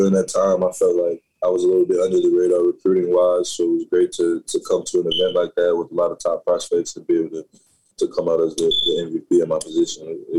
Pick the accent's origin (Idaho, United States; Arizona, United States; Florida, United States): Florida, United States; Cocoa; born or raised there